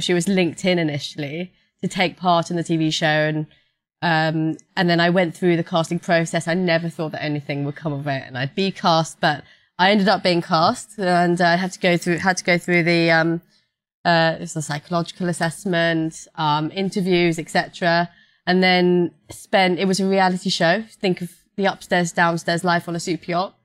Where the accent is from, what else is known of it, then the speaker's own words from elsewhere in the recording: London, United Kingdom; I'm a London girl. I grew up in London, from London